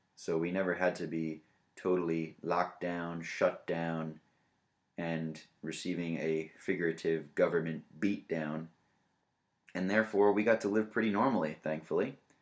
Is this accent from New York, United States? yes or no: yes; New York, United States; moved away; we are originally from New York